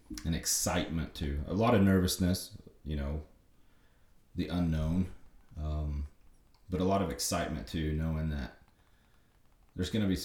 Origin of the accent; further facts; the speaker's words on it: Lockney, Texas, United States; I grew up in Lockney